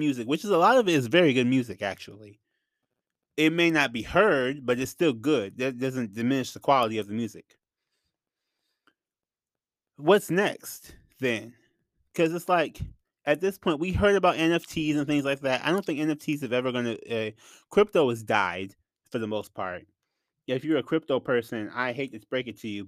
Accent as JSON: {"language": "English", "town": "Flint", "region": "Michigan", "country": "United States", "said": "I'm from Flint. So I'm from Michigan in general."}